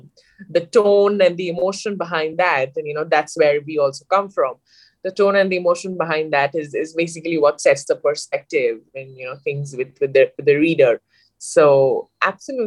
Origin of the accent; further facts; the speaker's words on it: India; also born or lived in United States; born and brought up in India